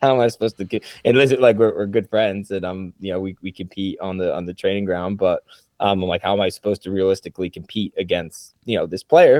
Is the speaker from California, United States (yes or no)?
no; Trumbull, Connecticut, United States; moved away as an adult; now in Carolinas, United States; I grew up in Trumbull